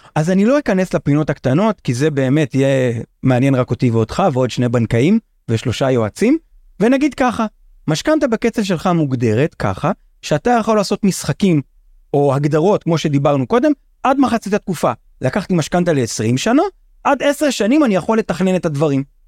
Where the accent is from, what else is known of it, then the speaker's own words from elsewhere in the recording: Israel; אני קיבוצניק. יצאתי מהקיבוץ בגיל קצת לפני 23